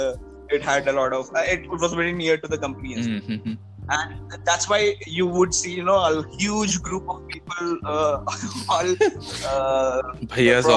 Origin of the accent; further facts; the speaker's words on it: Kharagpur, West Bengal, India; moved away as an adult; also born or lived in Kolkata, India / Visakhapatnam, India; But I was born in Kharagpur, which is in West Bengal. Mm-hmm. My whole, young adult life was there.